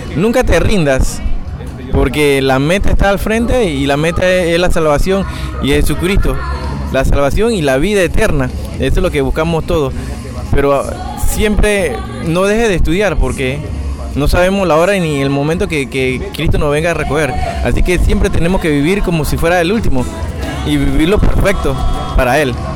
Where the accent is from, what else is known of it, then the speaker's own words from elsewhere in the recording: Panama; soy panameño de nacimiento, soy hijo de chino con panameño